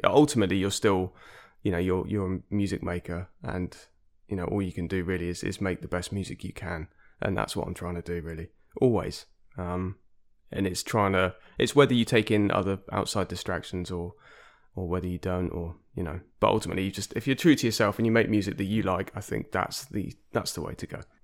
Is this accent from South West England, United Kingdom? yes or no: yes; Exeter, South West England, United Kingdom; moved away; also born or lived in London; I grew up in Devon, uh, in Exeter, which is actually where I am now